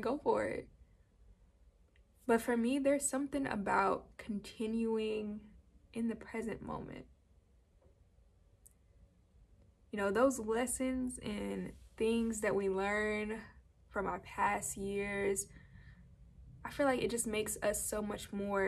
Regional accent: Georgia, United States; I am from Georgia

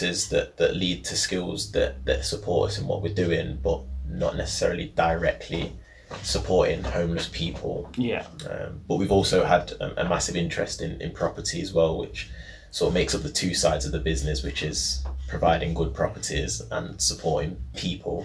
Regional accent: Nottingham, East Midlands, United Kingdom; I was born in St Anne's, Tiff was brought up in Broxtowe, so we're Nottingham through and through. We've lived there basically our whole life

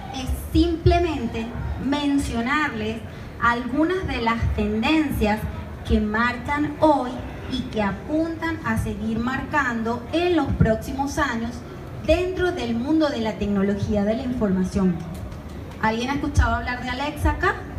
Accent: Venezuela; moved away; por mi acento, yo soy extranjera. Yo vengo de Venezuela

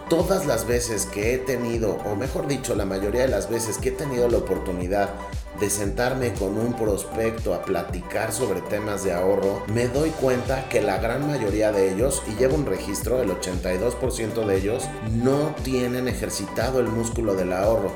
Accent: Mexico; yo soy mexicano

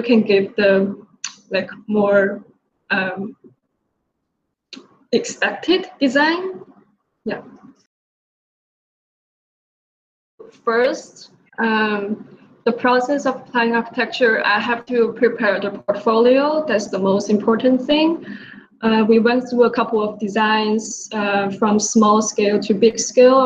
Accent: Changchun, Jilin, China; moved away as an adult; now in New York, United States; I came from China, from a city called Changchun, and I come to New York for university.

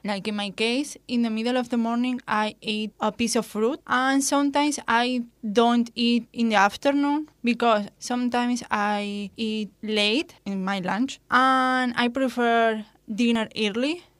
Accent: Spain; born or raised there; English is a second language

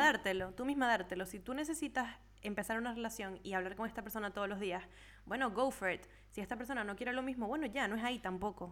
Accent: Venezuela; now in Europe; todos somos de Venezuela

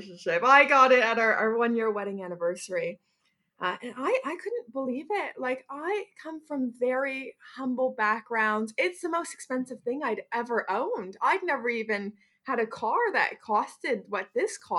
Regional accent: Canada; now in Bristol, United Kingdom; growing up in Canada

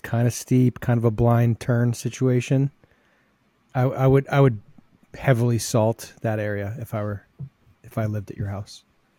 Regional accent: Texas, United States; I went to the Texas High School Convention this past weekend, which was here in my hometown

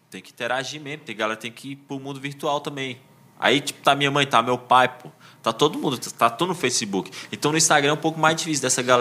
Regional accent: Ceilândia, Federal District, Brazil; Isso aqui é minha quebrada, eu tenho que valorizar minha quebrada, tá ligado?

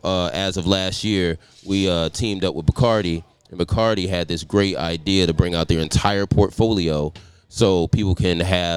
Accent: Detroit, Michigan, United States; also born or lived in Atlanta; I'm a city guy, man. I'm from Detroit

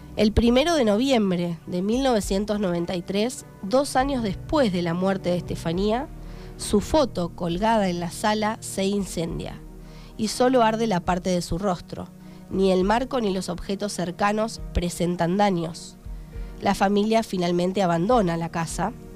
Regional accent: Darregueira, Buenos Aires Province, Argentina; moved away as an adult; yo me fui de Darreguera hace 10 años, me fui a estudiar

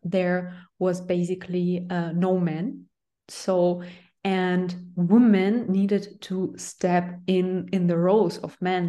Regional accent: Russia; I'm from Russia

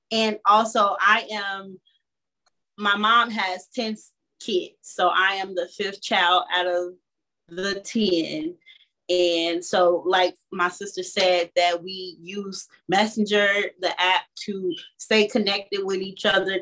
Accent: Chicago, Illinois, United States; I'm from Chicago, Illinois

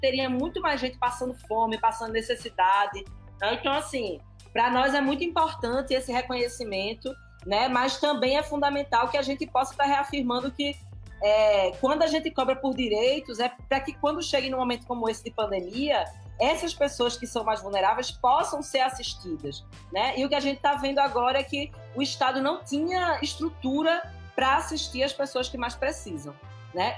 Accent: Pernambuco, Brazil; eu sou pernambucana

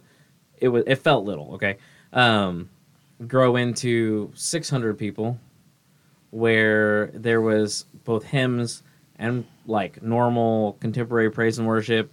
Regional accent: Kearney, Missouri, United States; now in Lehigh Acres, United States; I experienced a cult come through my hometown that convinced a lot of teenagers to move to Ohio from Kearney, Missouri

